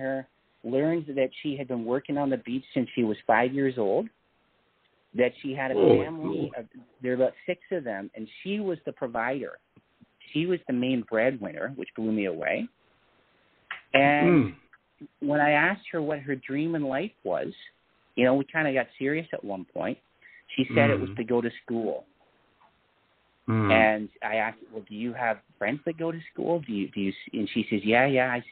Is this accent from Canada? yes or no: yes; Canada; I'm from Canada